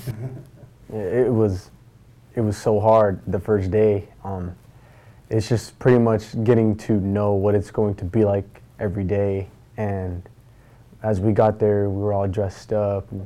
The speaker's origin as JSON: {"language": "English", "town": "Moses Lake", "region": "Washington", "country": "United States", "said": "I'm from Moses Lake, Washington"}